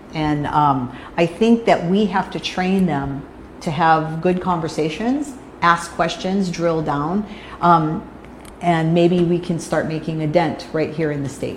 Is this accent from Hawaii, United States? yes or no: yes; Hawaii, United States; I'm a Hawaii girl, been here my whole life.